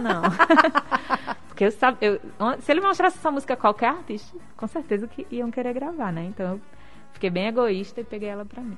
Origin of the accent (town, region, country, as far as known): Northeast Brazil, Brazil